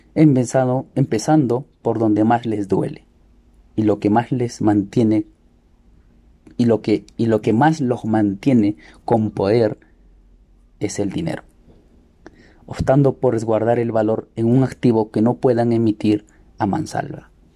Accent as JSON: {"language": "Spanish", "country": "Peru", "said": "Como peruanos"}